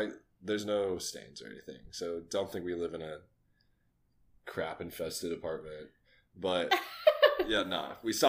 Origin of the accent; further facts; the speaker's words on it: New Braunfels, Texas, United States; And I grew up in New Braunfels.